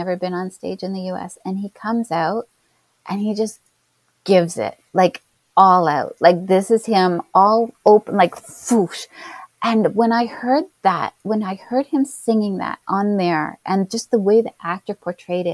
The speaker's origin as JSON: {"language": "English", "country": "Canada", "said": "I'm Canadian"}